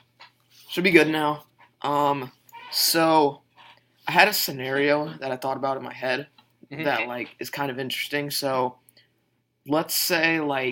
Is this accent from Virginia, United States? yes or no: yes; Virginia, United States; I'm from Virginia